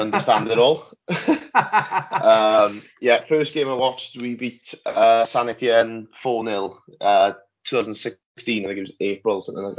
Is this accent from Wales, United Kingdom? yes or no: yes; Welsh, Wales, United Kingdom; Well, as you can tell by my voice, I'm Welsh, and I grew up watching Swansea.